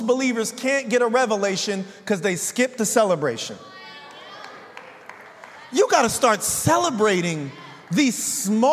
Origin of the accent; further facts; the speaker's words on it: San Bernardino, California, United States; I grew up in San Bernardino.